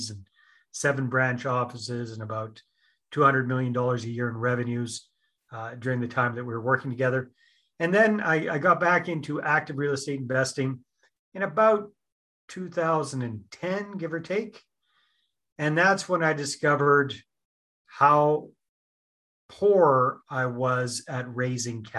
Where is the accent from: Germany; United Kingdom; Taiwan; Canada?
Canada; British Columbia; moved away as an adult; also born or lived in San Jose, Costa Rica; Born and raised in British Columbia.